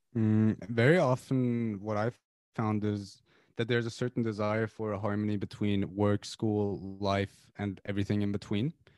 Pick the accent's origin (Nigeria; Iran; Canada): Iran; Tehran, Tehran Province; moved away as an adult; now in United Kingdom; I'm from Iran originally. I lived in Tehran all my life until I was eighteen, and I came to the U K four, four years ago